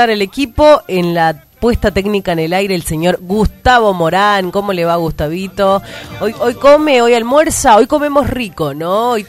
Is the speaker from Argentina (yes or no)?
yes; Argentina; yo me acuerdo de los actos escolares en mi pueblito, en Armendia.